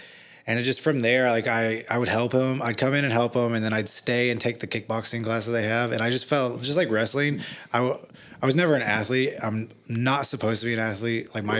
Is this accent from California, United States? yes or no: yes; Hollywood, California, United States; I didn't know growing up in Hollywood with him that he was like